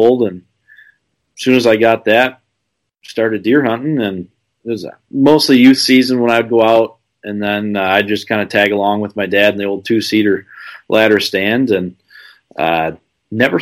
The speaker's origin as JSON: {"language": "English", "town": "Byron", "region": "Illinois", "country": "United States", "said": "I'm from Byron, Illinois, as you said, in Northern Illinois."}